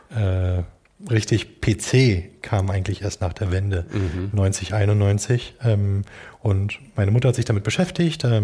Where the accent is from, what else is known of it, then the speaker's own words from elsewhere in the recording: Berlin, Germany; Äh, und ich komme hier aus dem, aus dem Norden von Berlin, äh, Ostdeutschland.